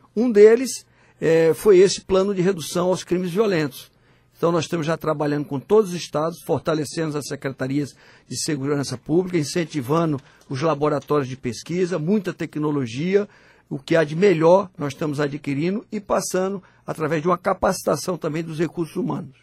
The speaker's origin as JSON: {"language": "Portuguese", "region": "Northeast Region", "country": "Brazil", "tie": "born or raised there", "also_born_or_lived": "Teresina", "moved": "yes", "said": "nós que somos nordestinos, e temos orgulho de ter nascido nessa região."}